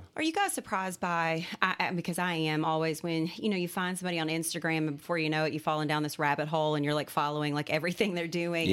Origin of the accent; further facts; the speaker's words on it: Central Kentucky, United States; also born or lived in Morehead, Kentucky / Hazard, Kentucky; I'm from Central Kentucky originally